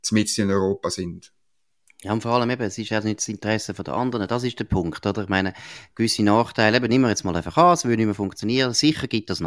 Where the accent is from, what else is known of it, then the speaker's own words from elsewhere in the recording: Switzerland; es ist doch ein Hohn, wenn wir als Schweizer so immer wieder tönen, als wäre die EU Amerika